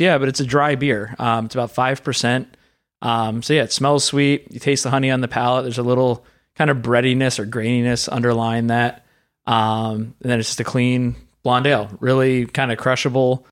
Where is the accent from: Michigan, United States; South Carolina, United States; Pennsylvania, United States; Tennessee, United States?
Pennsylvania, United States; I grew up in Pennsylvania, so Rolling Rock was our local beer